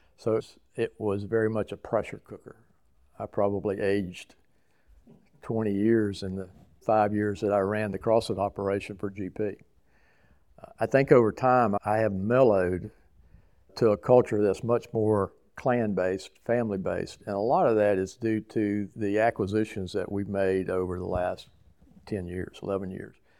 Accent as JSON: {"language": "English", "town": "Savannah", "region": "Georgia", "country": "United States", "tie": "born or raised there", "said": "I grew up in Savannah"}